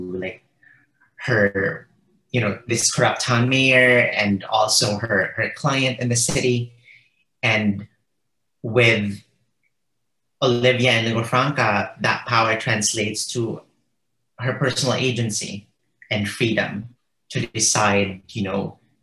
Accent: Philippines; moved away as an adult; now in United States; the Philippines, which is my home country.

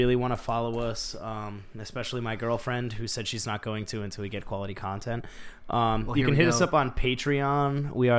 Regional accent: New England, United States; we're from New England.

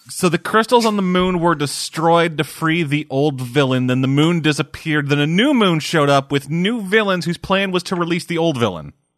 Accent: Canada; I'm Canadian

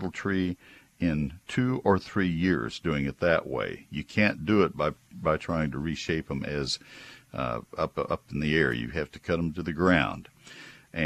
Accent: Texas, United States; also born or lived in McKinney, Texas; I'm a Texan

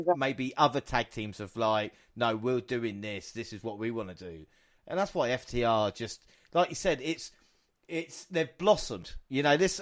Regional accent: England, United Kingdom; we're English or British as it was

